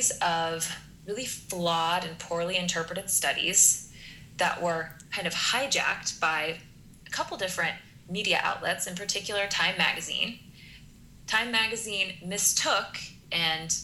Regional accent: Kansas, United States; as a Kansas girl, I have a lot of experience with factory farms. So my entire youth driving across the state of Kansas

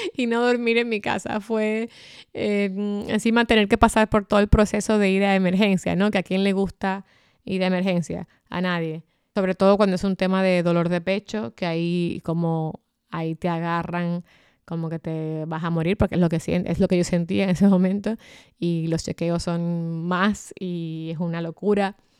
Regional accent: Dominican Republic; en mi país, en mi adorada República Dominicana

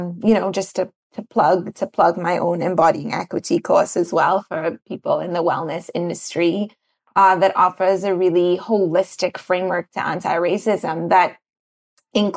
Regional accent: Trinidad & Tobago; I grew up in Trinidad.

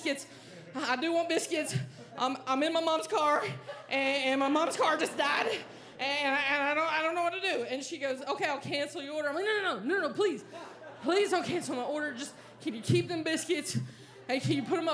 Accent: North Carolina, United States; moved away; went home to visit my parents in my hometown of North Carolina

